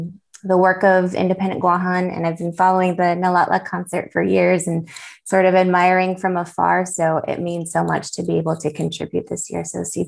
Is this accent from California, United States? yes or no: yes; San Jose, California, United States; I was born and raised in the Bay Area of California, in San Jose, which is in the South Bay.